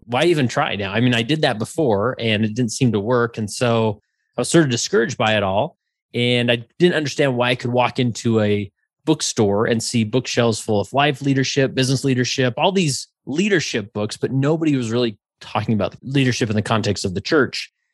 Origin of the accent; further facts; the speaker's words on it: West Valley City, Utah, United States; I grew up in West Valley City, Utah